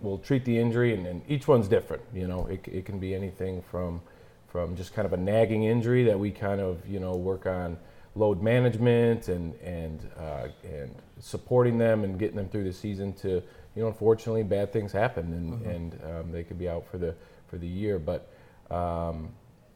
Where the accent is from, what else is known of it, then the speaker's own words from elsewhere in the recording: Frankenmuth, Michigan, United States; I grew up in Frankmuth